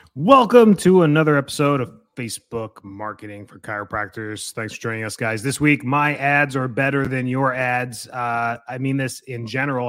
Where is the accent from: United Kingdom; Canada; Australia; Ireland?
Canada; moved away as an adult; now in Florida, United States; I'm from Canada